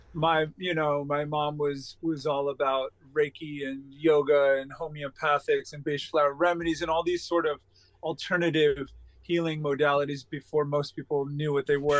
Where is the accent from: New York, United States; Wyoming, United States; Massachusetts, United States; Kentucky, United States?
New York, United States; East Quogue; I was born at home in East Quogue uh, in a small farmhouse